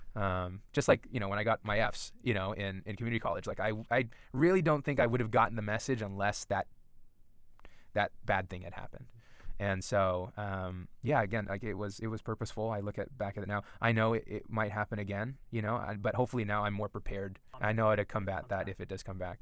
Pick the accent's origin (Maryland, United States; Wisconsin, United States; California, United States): California, United States; Southern; also born or lived in Los Angeles County / Orange County; growing up in Southern California, we, before we moved to Orange County in two thousand, we, you know, I was born in L A County